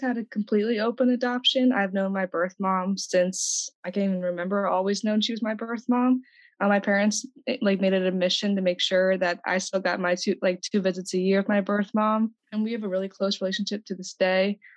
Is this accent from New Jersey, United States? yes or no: yes; New Jersey, United States; now in Pennsylvania, United States; I was born in New Jersey. Now I'm in Pennsylvania